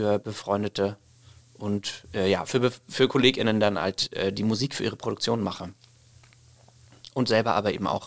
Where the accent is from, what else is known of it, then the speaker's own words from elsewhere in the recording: Leipzig, Saxony, Germany; Äh, ich komme sonst eigentlich aus Leipzig und bin noch ja eher im Norden und Osten der Republik sonst zu Hause.